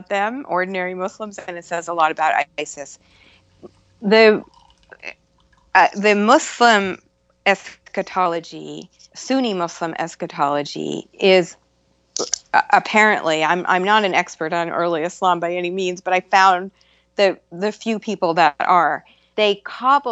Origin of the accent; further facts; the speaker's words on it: Concord, Massachusetts, United States; I grew up in a little town called Concord, Massachusetts